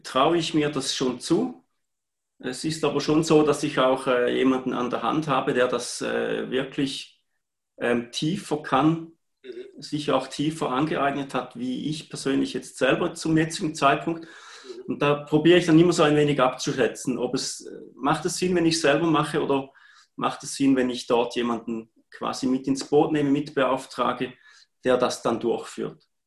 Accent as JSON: {"language": "German", "town": "Heiden", "region": "Appenzell Ausserrhoden", "country": "Switzerland", "said": "ich komme aus Heiden im schönen Appenzellerland"}